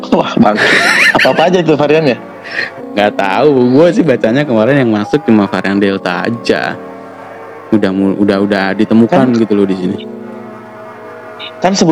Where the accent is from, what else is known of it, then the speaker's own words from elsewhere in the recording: Makassar, South Sulawesi, Indonesia; Nah, jadi ya … gue asal Makassar